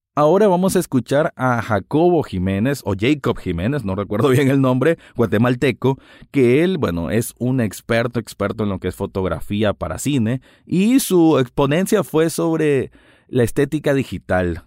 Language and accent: Spanish; Nicaragua; aquí en mi país Nicaragua